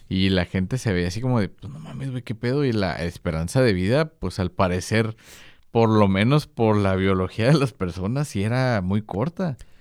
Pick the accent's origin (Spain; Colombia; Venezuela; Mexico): Mexico; yo que soy mexicano